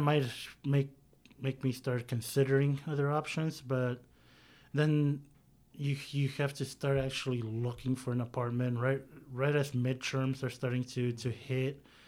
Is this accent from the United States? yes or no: yes; San Diego, California, United States; now in Sacramento, United States; I'm a native from San Diego, California.